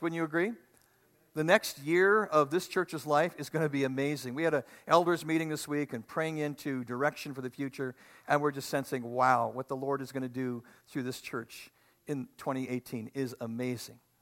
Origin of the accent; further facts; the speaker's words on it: Manitoba, Canada; We're from Manitoba, right by the lake